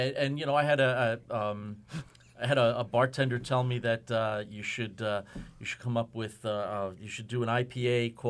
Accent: Kings Park, New York, United States; I grew up in Kings Park.

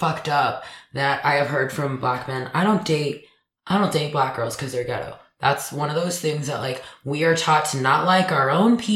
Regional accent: Dallas, Texas, United States; moved away; if I stay in Dallas, then I'm going to keep moving back in with my mom every couple of years.

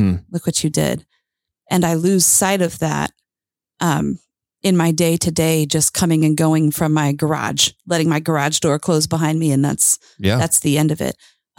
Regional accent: Lake Michigan area, United States; And, you know, I grew up near Lake Michigan, and there are certain areas you can hike along Lake Michigan, Mount Baldy

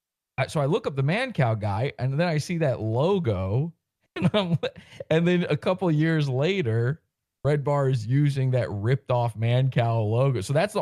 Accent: East Coast, United States; And because I grew up on the East Coast, I was listening to it a day after that.

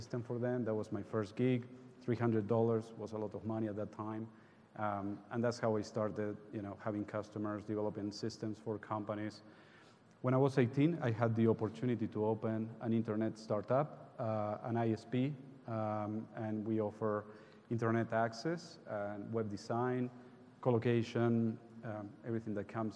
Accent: Uruguay; moved away; I was raised and born in Uruguay

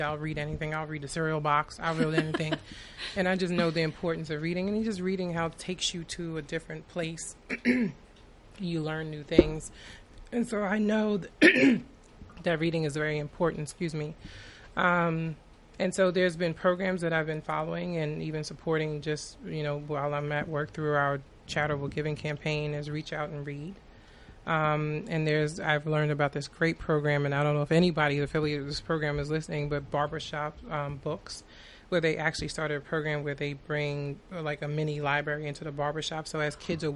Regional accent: Long Island, New York, United States; I was born and raised in Long Island

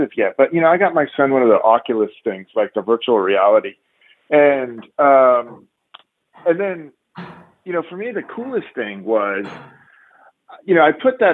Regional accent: San Diego, California, United States; growing up in San Diego, I played tennis there and used to play for hours

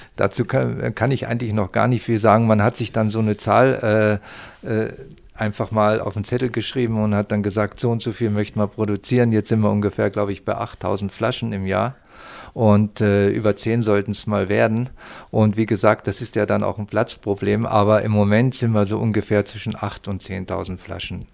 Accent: the Harz, Lower Saxony, Germany; moved away; also born or lived in Mittenwald/Garmisch, Upper Bavaria; ich komme aus, ich komme aus Niedersachsen, aus dem Harz und bin schon über 40 Jahre

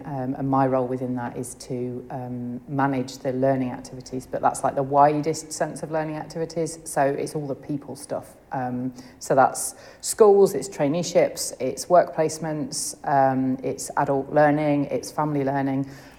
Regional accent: Leicestershire, East Midlands, United Kingdom; moved away as an adult; also born or lived in Newcastle upon Tyne; I grew up in Leicestershire.

